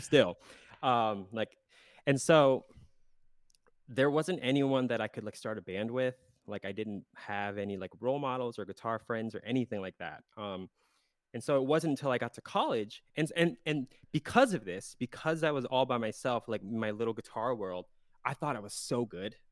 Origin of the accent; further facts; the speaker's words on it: South Central Pennsylvania, United States; moved away as an adult; I was born in Pennsylvania, South Central Pennsylvania.